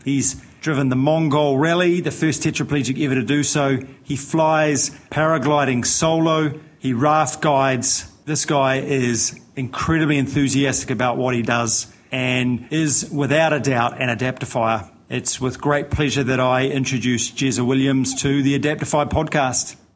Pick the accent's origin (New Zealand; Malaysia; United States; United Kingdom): New Zealand; I'm a paraplegic from New Zealand